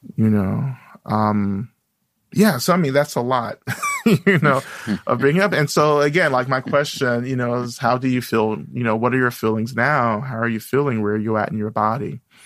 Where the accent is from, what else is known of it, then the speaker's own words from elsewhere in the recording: North Georgia, United States; now in Boston, United States; I grew up in the South, in North Georgia